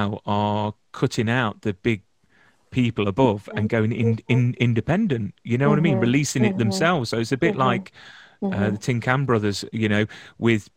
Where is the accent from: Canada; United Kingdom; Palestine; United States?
United Kingdom; Nottingham, East Midlands; I'm from Nottingham, so it's where Robin Hood's from